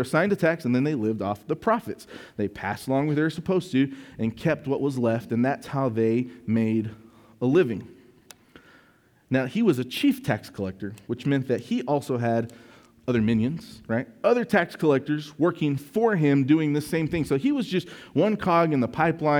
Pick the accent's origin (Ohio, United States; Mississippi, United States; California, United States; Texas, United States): Texas, United States; West; I'm from West Texas. I was born here.